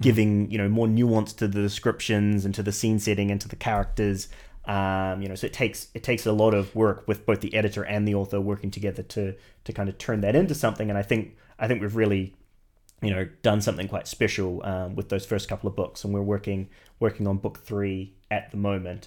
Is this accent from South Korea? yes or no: no; New Zealand; moved away as an adult; now in United Kingdom; I'm originally from New Zealand